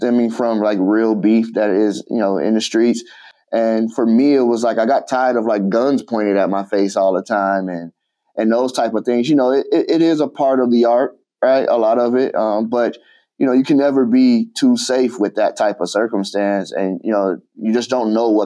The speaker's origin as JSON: {"language": "English", "town": "Chicago", "region": "Illinois", "country": "United States", "tie": "born or raised there", "said": "I grew up in Chicago"}